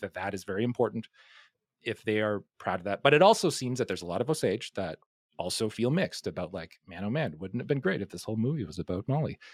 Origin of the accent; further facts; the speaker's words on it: Hay River, Northwest Territories, Canada; I grew up in a town called Hay River